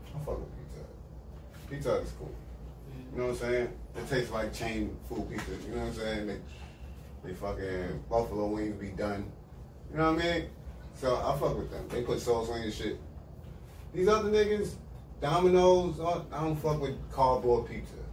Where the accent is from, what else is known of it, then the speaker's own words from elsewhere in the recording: New York, United States; I'm from New York